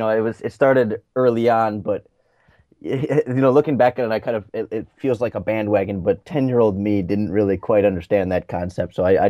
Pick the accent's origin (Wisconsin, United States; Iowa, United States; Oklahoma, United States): Wisconsin, United States; southern; I'm from southern Wisconsin, and I still live in southern Wisconsin. I actually go to school at the University of Wisconsin-Madison